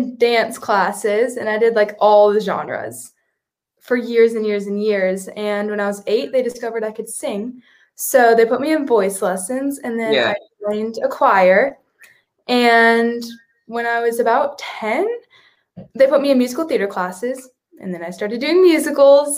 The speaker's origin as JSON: {"language": "English", "town": "Charlotte", "region": "North Carolina", "country": "United States", "said": "I'm from Charlotte, North Carolina."}